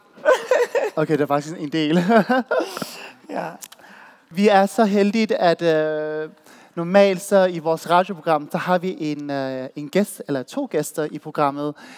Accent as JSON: {"language": "Danish", "town": "Odense", "region": "Southern Denmark", "country": "Denmark", "moved": "as an adult", "lives_now": "Copenhagen, Denmark", "said": "Jeg er fra Voldsmose"}